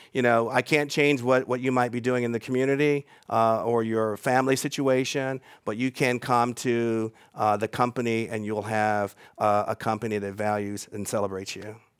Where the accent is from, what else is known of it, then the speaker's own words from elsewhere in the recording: Charlotte, North Carolina, United States; moved away; also born or lived in Atlanta, Georgia / Bay Area, California; when I was growing up in Charlotte, North Carolina